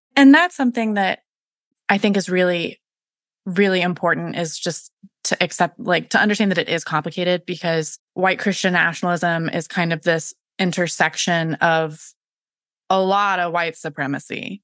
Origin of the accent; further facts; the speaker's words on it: Florida, United States; now in South Carolina, United States; I'm from Florida